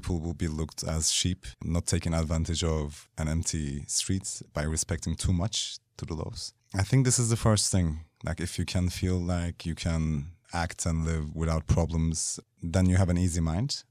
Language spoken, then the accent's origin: English; Kyrenia, Kyrenia District, Cyprus; moved away; also born or lived in Istanbul; I was born in Istanbul, but I grew up in Cyprus